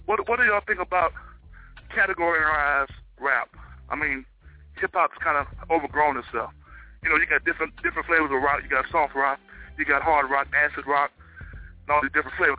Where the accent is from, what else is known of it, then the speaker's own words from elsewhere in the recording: Mississippi Gulf Coast, United States; I'm from the Mississippi Gulf Coast